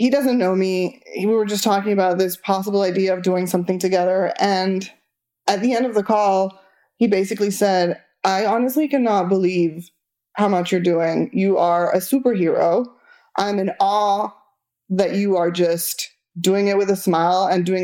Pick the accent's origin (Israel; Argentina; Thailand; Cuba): Argentina; first language Spanish; English is a second language; moved away